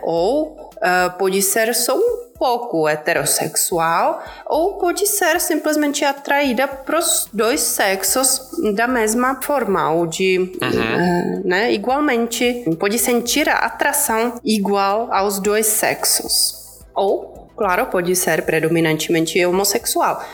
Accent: Czechia; Portuguese is a second language; moved away as an adult; also born or lived in Prague; now in São Paulo, Brazil; eu sou da República Tcheca, então como eu falei, não sou brasileira brasileira

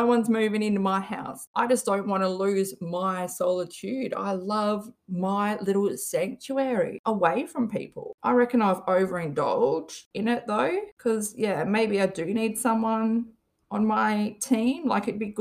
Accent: Perth, Western Australia, Australia; I'm from Western Australia. I'm from a city called Perth.

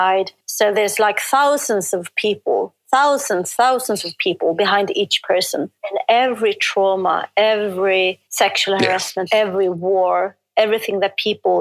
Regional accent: Sweden; I'm from Sweden.

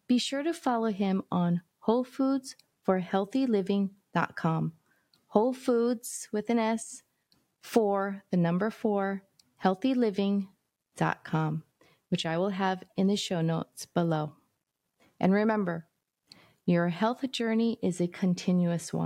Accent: Hawaii, United States; I'm from Hawaii

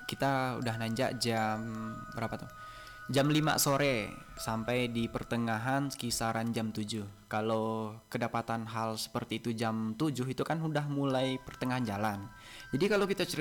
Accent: Payakumbuh, West Sumatra, Indonesia; kalau pengalaman … kan orang Payakumbuh Payakumbuh dekat dari Gunung Sago. Kami orang Payakumbuh memiliki sebuah mitos

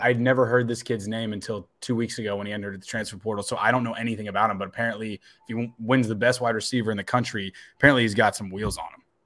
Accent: Northern Virginia, United States; moved away; I grew up in Northern Virginia

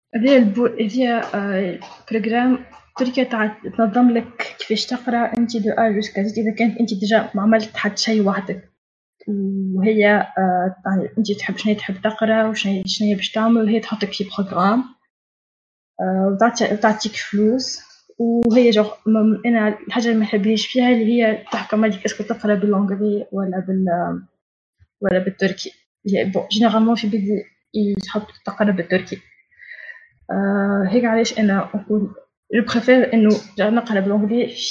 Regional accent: Tunisia; moved away as an adult; now in Turkey; عندنا في تونس

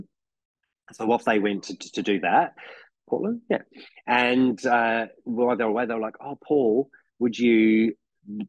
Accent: New Zealand; accent: New Zealand; now in Melbourne, Australia; my New Zealand accent

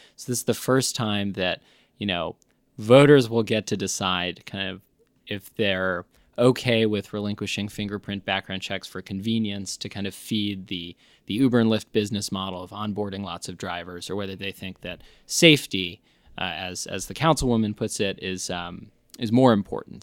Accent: New York, United States; now in Austin, United States; I'm from New York

